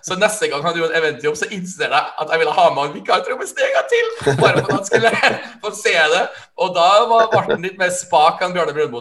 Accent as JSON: {"language": "Norwegian", "region": "Trøndelag", "country": "Norway", "said": "jeg er en trønder"}